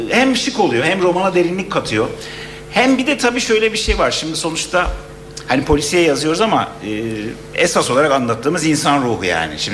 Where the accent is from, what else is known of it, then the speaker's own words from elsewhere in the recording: Gaziantep, Turkey; Ben Antepliyim ya. Aslında Patasana da başladı.